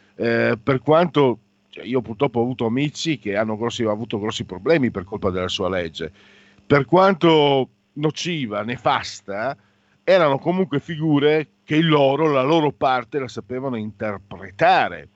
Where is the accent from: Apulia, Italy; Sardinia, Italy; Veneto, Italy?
Veneto, Italy; delle mie parti, Veneto